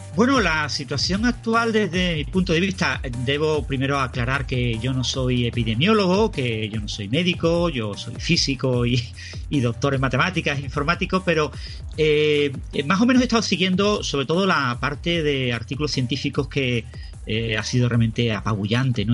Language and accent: Spanish; Spain; todos somos españoles